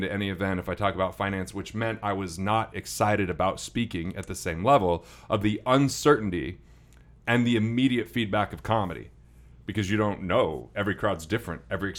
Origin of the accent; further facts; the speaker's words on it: Utah, United States; Well, I am from Utah.